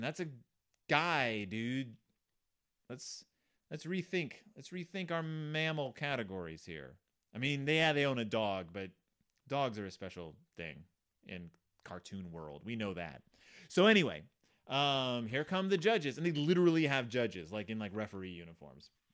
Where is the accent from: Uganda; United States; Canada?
United States; the South; I grew up in the South